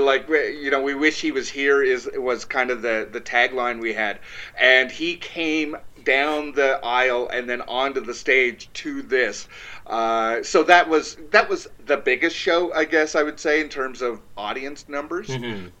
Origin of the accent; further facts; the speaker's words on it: Toronto, Ontario, Canada; We're from Toronto, so why do they care?